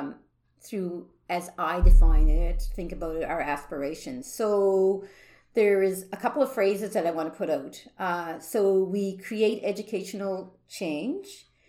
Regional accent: Guysborough County, Nova Scotia, Canada; So I come from Guysborough County.

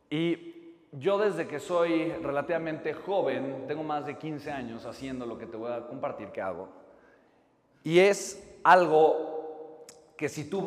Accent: Oaxaca, Mexico; Yo soy de Oaxaca, de Italina.

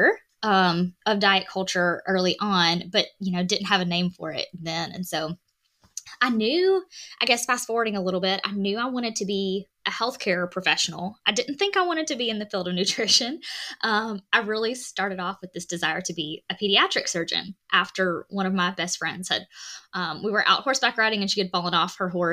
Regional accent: Alabama, United States; I am a Southern girl. I'm from Alabama

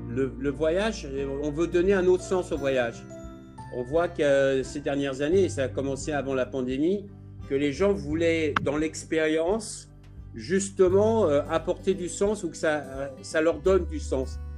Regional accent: Fontainebleau, Île-de-France, France; moved away as an adult; also born or lived in Bora Bora / Maldives / Indonesia / Thailand; je viens de Fontainebleau. J'ai eu une enfance et une éducation très proche de la nature

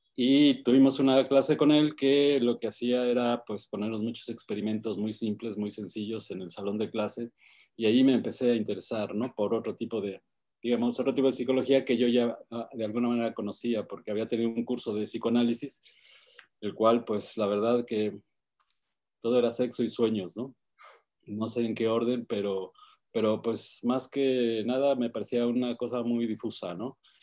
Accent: Mexico City, Mexico; Eh, nací en la Ciudad de México, ahí hice mis estudios primaria, secundaria y la preparatoria

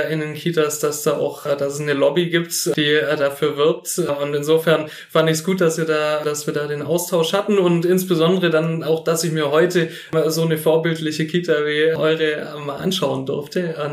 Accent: Filderstadt, Baden-Württemberg, Germany; Ich komme aus Filderstadt. Das ist der Wahlkreis Nürtingen. Und ich bin 31 Jahre alt

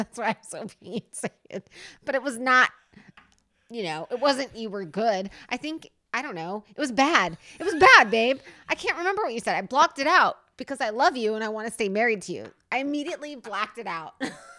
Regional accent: Canada; I'm from Canada.

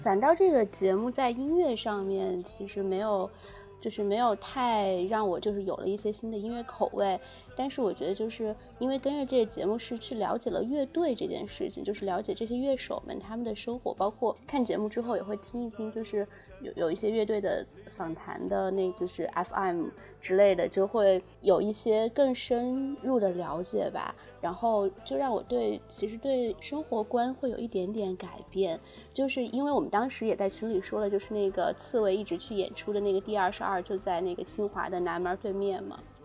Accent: Shaanxi, China; 我明明是一个陕西人

